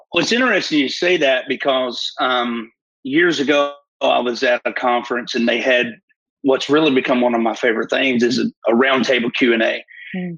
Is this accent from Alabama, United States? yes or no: yes; Fort Payne, Alabama, United States; I'm from Fort Payne, Alabama, northeast corner of Alabama, real rural area